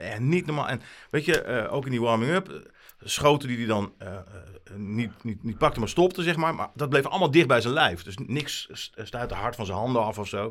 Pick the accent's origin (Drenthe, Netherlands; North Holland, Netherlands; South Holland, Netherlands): Drenthe, Netherlands; Emmen; ik ben geboren in Emmen